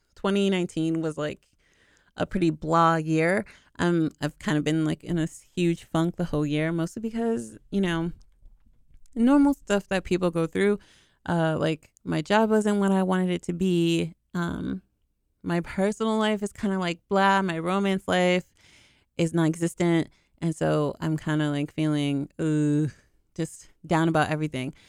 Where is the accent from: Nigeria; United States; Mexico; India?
United States; Boston, Massachusetts; I'm from the East Coast, I'm from Boston